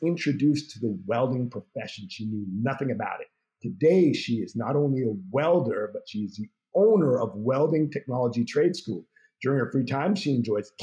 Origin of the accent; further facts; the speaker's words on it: Canada; first language English; I grew up in Canada, and so I learned a lot about America from watching American television programs. My first language is English